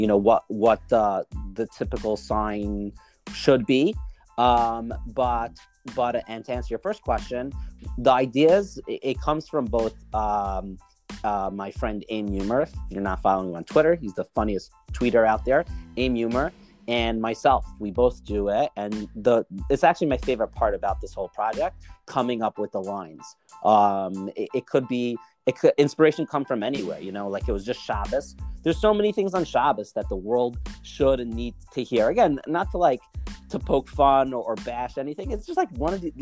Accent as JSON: {"language": "English", "town": "New York City", "region": "New York", "country": "United States", "also_born_or_lived": "Israel", "moved": "yes", "lives_now": "Far Rockaway, United States", "said": "I'm originally from Brooklyn. I now live in Farakway"}